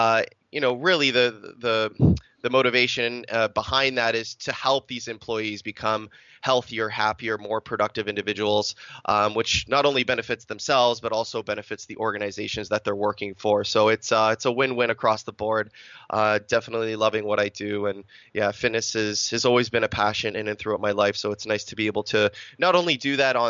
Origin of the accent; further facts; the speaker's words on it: Canada; I'm Canadian Italian. I was born in Canada. Both my parents immigrated here from Italy back in the 60s.